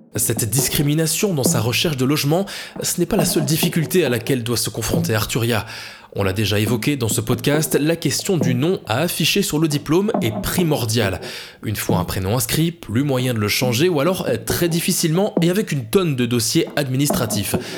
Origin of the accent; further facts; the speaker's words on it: Belgium; chez nous en Belgique